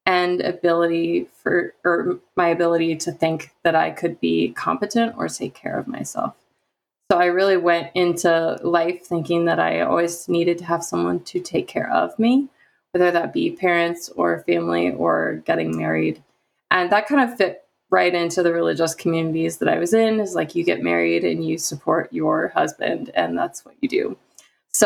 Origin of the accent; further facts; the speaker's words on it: the Midwest of the United States, United States; I grew up in the Midwest of the United States